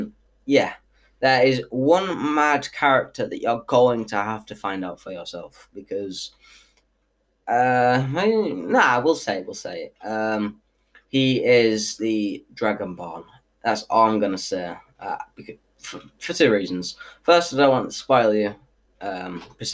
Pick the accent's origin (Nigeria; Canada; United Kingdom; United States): United Kingdom; I am from Britain